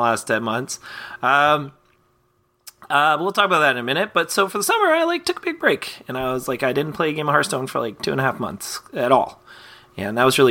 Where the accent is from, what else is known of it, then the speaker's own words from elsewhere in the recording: Canada; as a kid growing up in Canada with no cable